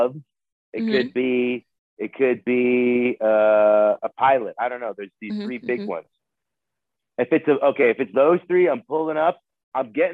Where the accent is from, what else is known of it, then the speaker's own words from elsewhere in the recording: West Coast, United States; We're from the West Coast.